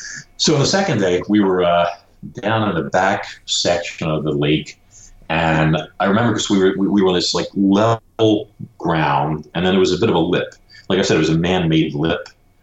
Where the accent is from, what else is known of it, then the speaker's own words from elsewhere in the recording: Brooklyn, New York, United States; You know, I'm from Brooklyn. You don't see a lot of alligators, you know, in Brooklyn and stuff.